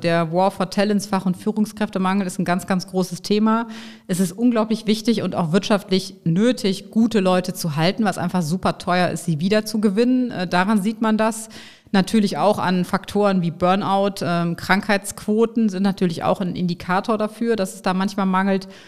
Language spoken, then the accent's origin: German; Bonn, North Rhine-Westphalia, Germany; also born or lived in Nigeria; Also ich bin in Bonn geboren, mhm. rheinisches Mädchen, in der Tat noch in der Jugend oder Kindheit als Funke-Mariechen